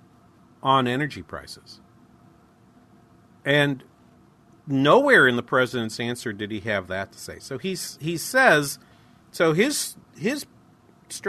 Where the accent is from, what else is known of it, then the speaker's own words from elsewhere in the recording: Midwest, United States; We're from the Midwest.